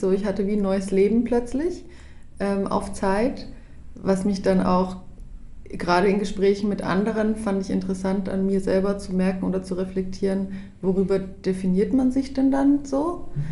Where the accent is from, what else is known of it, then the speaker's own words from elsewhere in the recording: Hof, Bavaria, Germany; moved away as an adult; also born or lived in Berlin; now in Lichtensteig, Switzerland; ursprünglich komme ich aus Hof. Das ist eine Kleinstadt ganz oben in Bayern, in Franken, Oberfranken.